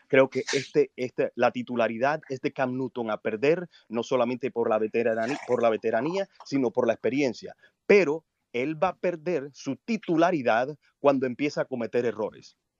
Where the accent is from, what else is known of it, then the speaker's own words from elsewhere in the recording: Colombia; now in United States; Vivo en Estados Unidos desde hace mucho tiempo, aunque nací en Colombia.